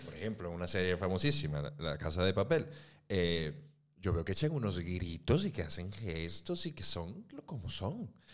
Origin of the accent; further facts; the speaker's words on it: Mexico; moved away as an adult; now in Spain; vengo de México